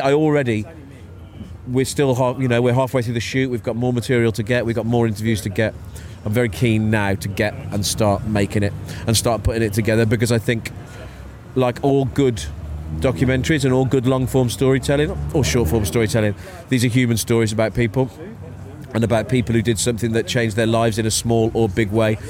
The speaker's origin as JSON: {"language": "English", "town": "Wolverhampton", "region": "West Midlands", "country": "United Kingdom", "tie": "born or raised there", "said": "I was born in Wolverhampton, born in New Cross Hospital"}